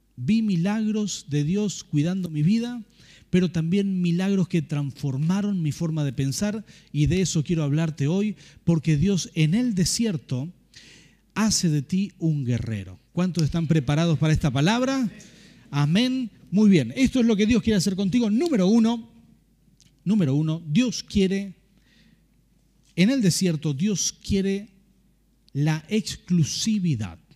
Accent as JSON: {"language": "Spanish", "town": "Rafaela", "region": "Santa Fe", "country": "Argentina", "tie": "born or raised there", "moved": "as an adult", "lives_now": "San Martín, Argentina", "said": "nosotros nacimos en Santa Fe, en Rafaela"}